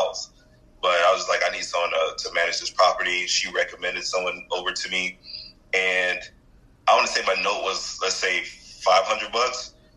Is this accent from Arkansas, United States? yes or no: no; Houston, Texas, United States; born and raised in Houston